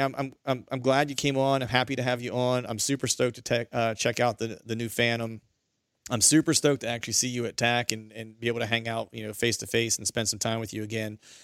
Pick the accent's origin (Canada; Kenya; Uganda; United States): United States; near Seven Springs, Pennsylvania; Pennsylvania, which isn't, which is, you know, not far from my hometown.